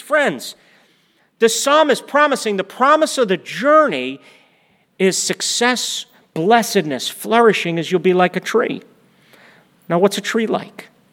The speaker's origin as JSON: {"language": "English", "region": "East Coast", "country": "United States", "also_born_or_lived": "Oklahoma", "said": "We're from the East Coast. We had lived in the Northeast."}